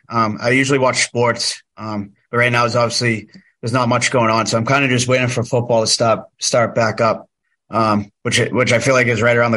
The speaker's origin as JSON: {"language": "English", "region": "New England", "country": "United States", "said": "So I grew up watching the NFL, and obviously I'm from New England, so I'm a New England Patriots fan."}